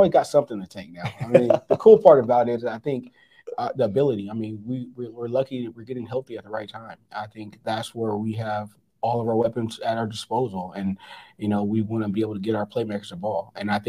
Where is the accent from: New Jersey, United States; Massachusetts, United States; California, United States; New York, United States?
California, United States; now in Montana, United States; I mean, I came here from Southern California not knowing where Montana really was on the map.